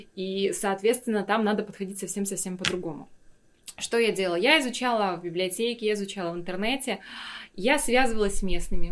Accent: Yakutia, Sakha Republic, Russia; moved away as an adult; also born or lived in Moscow / Stockholm; Я всегда говорила, я из Якутии

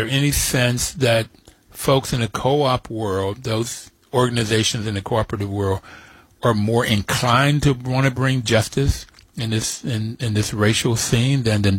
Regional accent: West Virginia, United States; the out-and-out racism that I saw in growing up in West Virginia.

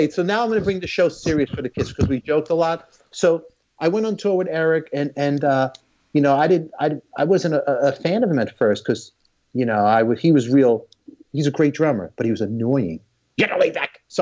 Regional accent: New York City, New York, United States; I grew up in Brooklyn, in Canarsie. And then later on, I lived in a place, Patagit 2 in Canarsie.

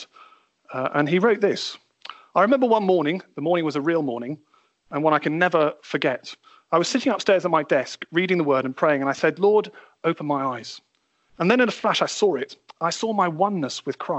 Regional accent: United Kingdom; being British

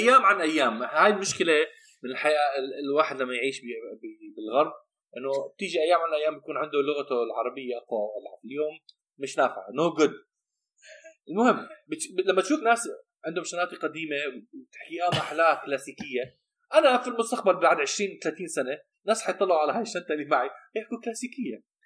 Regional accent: Amman, Amman Governorate, Jordan; انا عندي جواز امريكي ولكن بحياتي كلها مش عايش بامريكا طول حياتي ربيان بعمان

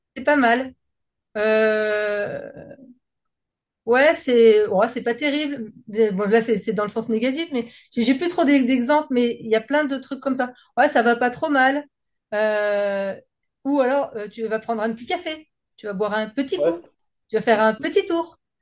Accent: France

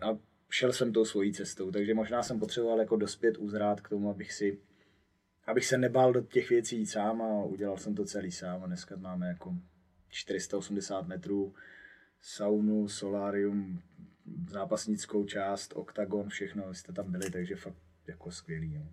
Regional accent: Poděbrady, Central Bohemian Region, Czechia; jsem z Poděbra, tak tam okolo není nic

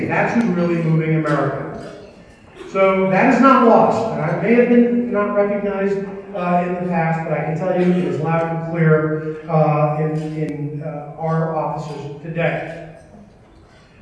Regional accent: New York, United States; moved away; I'm originally from New York

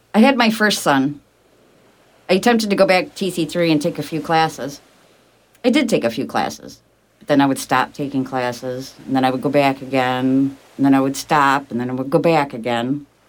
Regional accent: Ithaca, New York, United States; Born and raised in Ithaca

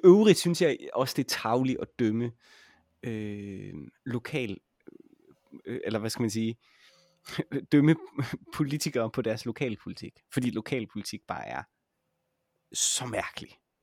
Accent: Jutland, Denmark; jeg er jo også fra Jylland

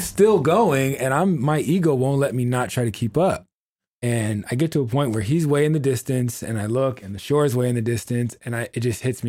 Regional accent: Oceanside, California, United States; I'm from Oceanside

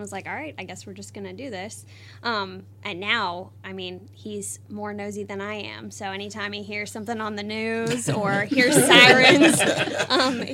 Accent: Newport News, Virginia, United States; moved away; I was born in Newport News, Virginia

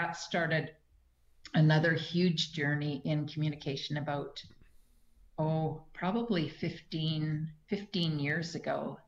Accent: Manitoba, Canada; moved away; Even in small communities like around BC, I come from Manitoba. Years ago, I moved out to BC from Manitoba.

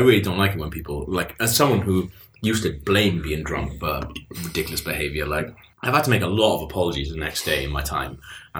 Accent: Wales, United Kingdom; Now, as a Welsh person, I grew up sort of, you know, like idolising people like Richard Burton

